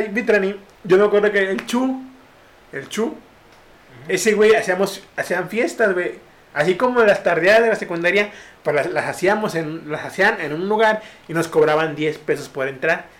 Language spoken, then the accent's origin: Spanish; Tampico, Tamaulipas, Mexico; moved away